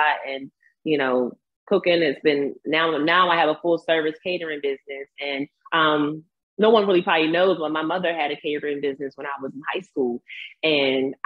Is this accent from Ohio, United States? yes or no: no; Chesilhurst, New Jersey, United States; I'm from Chislehurst